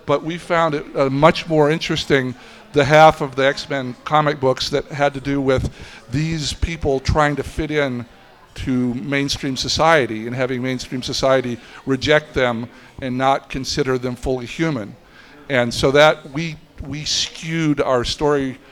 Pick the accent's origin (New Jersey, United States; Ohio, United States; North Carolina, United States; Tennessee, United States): Tennessee, United States; the two main writers on the show and I grew up in Tennessee and were college friends